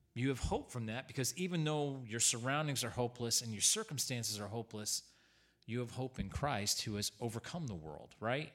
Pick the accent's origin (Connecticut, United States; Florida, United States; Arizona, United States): Connecticut, United States; Newington; Growing up in Newington, Connecticut